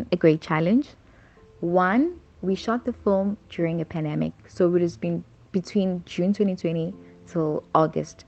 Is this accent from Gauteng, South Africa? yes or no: no; Durban, KwaZulu-Natal, South Africa; now in Cape Town, South Africa; I am from Durban. I am a filmmaker based in Cape Town